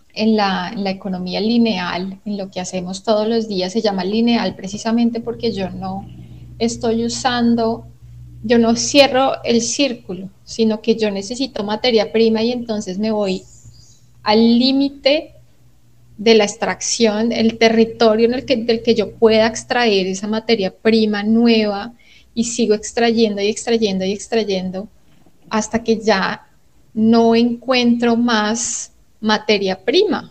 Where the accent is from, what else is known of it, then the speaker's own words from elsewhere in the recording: Colombia; como latinoamericanos y como colombianos